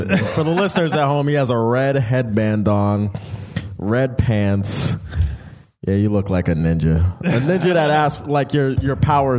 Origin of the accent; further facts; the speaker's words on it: New York, United States; I'm from New York.